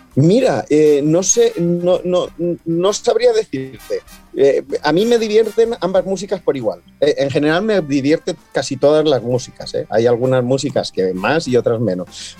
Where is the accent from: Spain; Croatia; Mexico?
Spain; Valencian Community; moved away as an adult; now in Gran Canaria, Spain; soy de un pueblo muy pequeño en la provincia de Alicante, en el interior de Alicante, nací y me crié allí